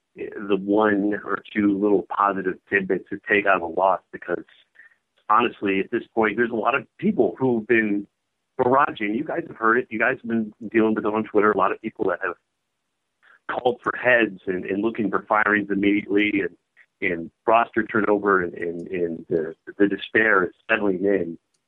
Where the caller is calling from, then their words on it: Champaign, Illinois, United States; I'm calling in from Champaign.